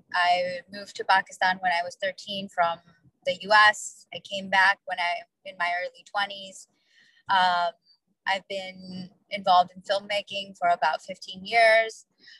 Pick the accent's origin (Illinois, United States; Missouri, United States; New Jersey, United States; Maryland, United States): Illinois, United States; Chicago; I'm from Chicago.